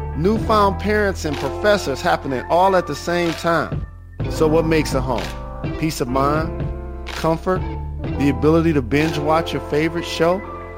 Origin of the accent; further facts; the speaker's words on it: Detroit, Michigan, United States; also born or lived in Atlanta / New York; No doubt I have love for my hometown, Detroit, and other places I call home, Atlanta, New York